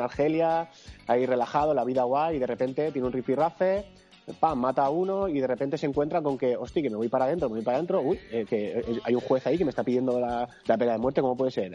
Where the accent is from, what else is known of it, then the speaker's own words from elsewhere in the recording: Valencian Community, Spain; yo soy valenciano